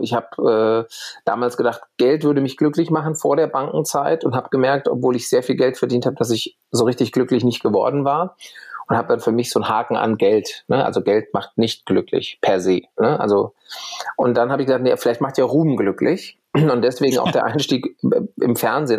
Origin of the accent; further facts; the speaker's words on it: Bad Vilbel, Hesse, Germany; moved away as an adult; also born or lived in Berlin; ich gehe wieder zurück in meine Heimat nach Bad Vilbel bei Frankfurt